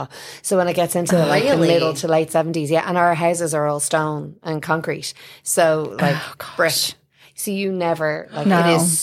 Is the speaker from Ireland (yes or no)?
yes; Ireland; now in United States